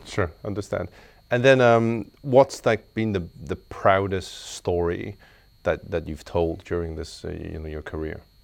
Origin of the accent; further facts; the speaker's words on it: Belfast, Northern Ireland, United Kingdom; now in Hong Kong; I grew up in Belfast